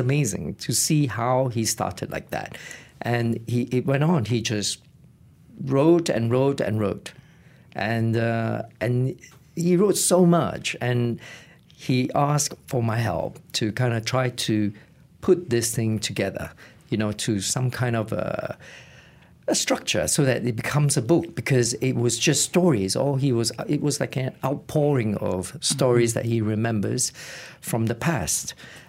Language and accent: English; Malaysia; moved away as an adult; also born or lived in Reading, United Kingdom; now in United Kingdom; I left Malaysia in 1984 to pursue my tertiary education in Reading as a quantity surveyor.